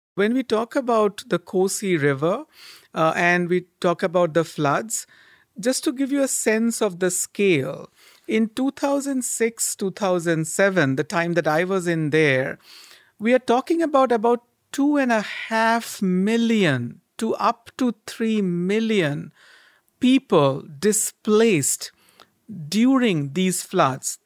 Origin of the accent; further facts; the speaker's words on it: Kolkata, West Bengal, India; I grew up in Kolkata, a city in the eastern part of India